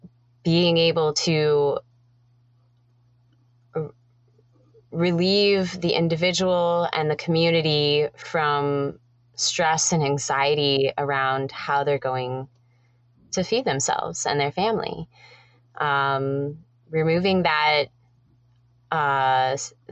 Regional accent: Colorado, United States; also born or lived in British Columbia, Canada; now in Cortes Island, Canada; I am originally from Colorado, but I've been living in British Columbia for almost half my life.

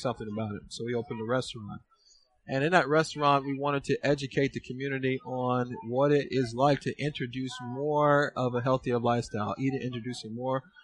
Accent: Fort Lauderdale, Florida, United States; moved away as an adult; now in Somerville, United States; I am originally from Fort Lauderdale, Florida. Me and my wife, we moved to Somerville, Georgia

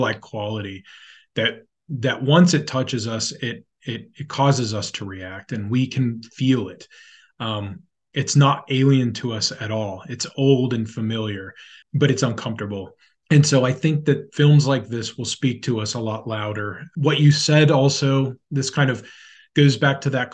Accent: United States; as an American

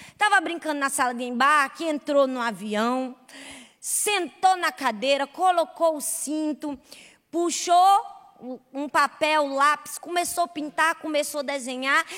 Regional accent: Recife, Pernambuco, Brazil; Eu sou de Recife

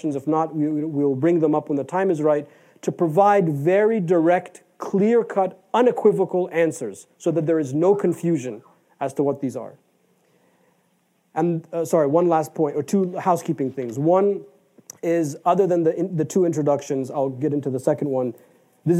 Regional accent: United States; we are American

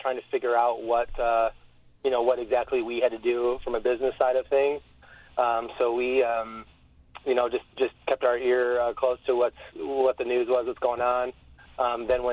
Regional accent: Owosso, Michigan, United States; I grew up in Owosso, Corona area

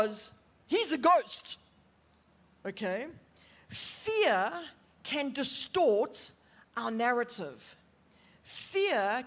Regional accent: Durban, KwaZulu-Natal, South Africa; moved away as an adult; now in Johannesburg, South Africa; I'm originally from Durban, and we moved up to Joburg about 5 years ago

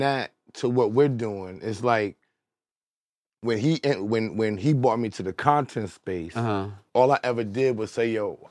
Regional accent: New York City, New York, United States; I always mention I'm from Queens. Yeah. Queens is a big deal for me.

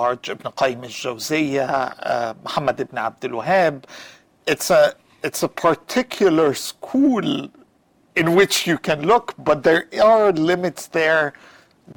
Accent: Cairo, Cairo Governorate, Egypt; moved away; growing up in Cairo

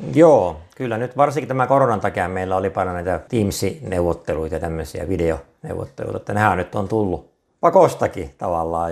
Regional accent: Kokkola, Central Ostrobothnia, Finland; moved away as an adult; now in Lehtimäki, Finland; Mä oon Kokkolasta, ihan syntyperäinen kokkolalainen

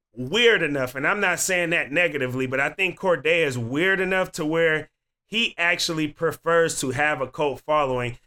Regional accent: E-40's hometown, California, United States; also born or lived in Eugene, Oregon; now in Oregon, United States; I'm from the same hometown

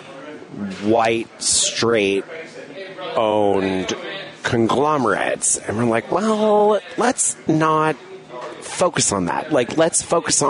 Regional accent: Seattle, Washington, United States; now in Chicago, United States; So I'm from Seattle

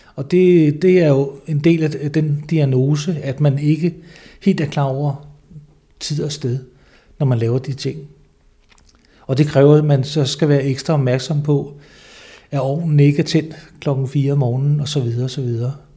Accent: Lolland-Falster, Zealand, Denmark; also born or lived in Slagelse / Southern Jutland; jeg er født i Slagelse, øh, men har boet det meste af mit liv på Lolland Falster

